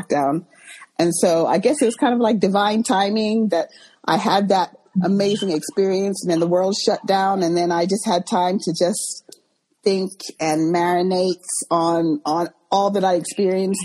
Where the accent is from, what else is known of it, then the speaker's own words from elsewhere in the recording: Texas, United States; moved away as an adult; also born or lived in London, United Kingdom; now in United Kingdom; at the age of five, I moved to the U.S. I was raised in Texas, schooled in Texas and all that, went to university in Texas